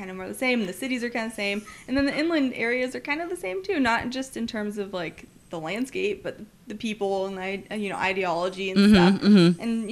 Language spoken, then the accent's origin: English; Santa Cruz, California, United States; moved away as an adult; also born or lived in Melbourne, Australia / Virginia; now in Corpus Christi, United States; I'm from Santa Cruz, California. It's a hippie town